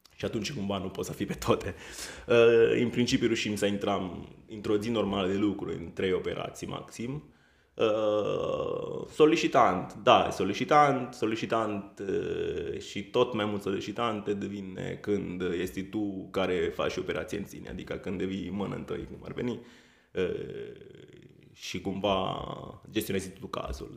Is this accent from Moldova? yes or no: no; Italy; Romanian is a second language; moved away as an adult; now in Romania; Sunt italian.